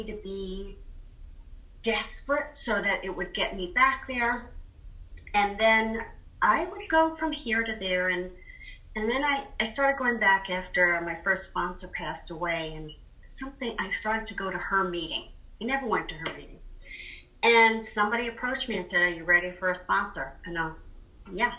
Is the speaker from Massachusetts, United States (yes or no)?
yes; Boston, Massachusetts, United States; I'm from Boston